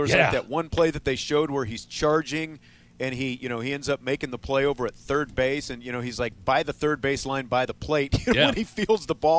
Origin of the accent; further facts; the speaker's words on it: Kansas, United States; even as like a kid growing up in Kansas who liked the Royals